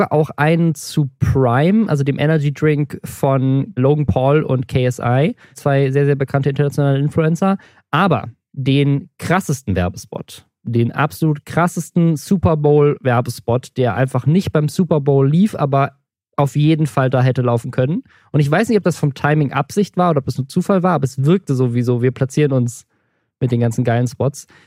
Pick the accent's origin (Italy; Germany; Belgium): Germany; the South, Southern Germany; ich komme auch aus dem Süden